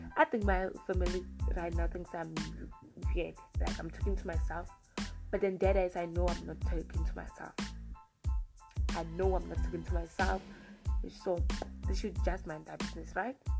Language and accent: English; South Africa; I was born in South Africa and I still stay in South Africa and I haven't traveled out of South Africa.